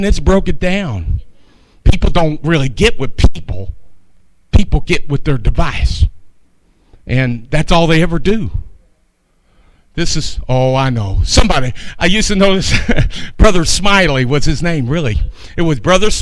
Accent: Kentucky, United States; moved away as an adult; also born or lived in North Dakota; I myself was from Kentucky

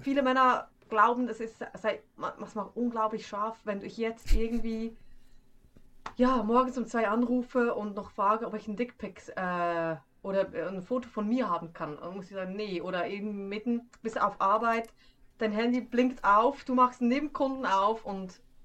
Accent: Schwyz, Switzerland; accent: Swiss German; first language Swiss German; moved away; ich komme aus dem Kanton Schwyz

